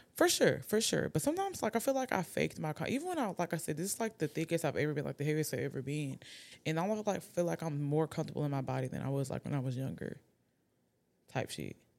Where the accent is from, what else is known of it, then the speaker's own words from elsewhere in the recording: Atlanta, Georgia, United States; I'm from Atlanta.